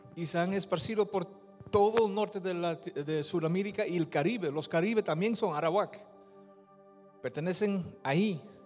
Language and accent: Spanish; Netherlands; Spanish is a second language; moved away as an adult; also born or lived in Peru; Mi padre es de Surinam, mi madre es de Indonesia, yo nací en Holanda